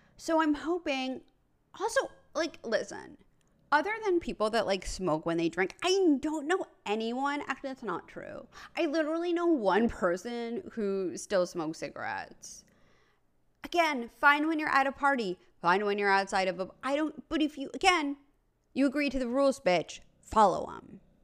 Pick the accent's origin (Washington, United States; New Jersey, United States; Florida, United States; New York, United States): New York, United States; New York City; I'm from New York City. I grew up in an apartment building